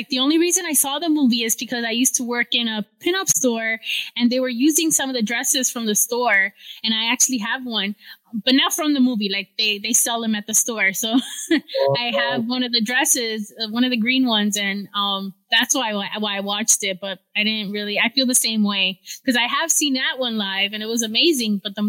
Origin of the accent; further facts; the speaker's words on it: Miami, Florida, United States; I'm Miamian